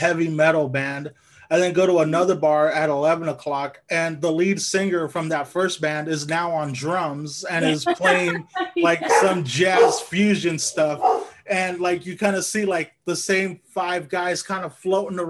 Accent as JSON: {"language": "English", "town": "Lamont", "region": "California", "country": "United States", "tie": "born or raised there", "moved": "as an adult", "lives_now": "Sacramento, United States", "said": "I grew up in Lamont"}